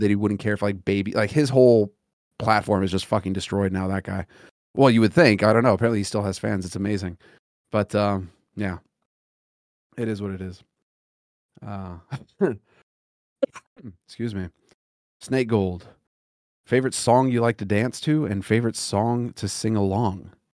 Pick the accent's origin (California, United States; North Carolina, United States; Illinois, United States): California, United States; Los Angeles; moved away; growing up in Los Angeles, it was fucking brutal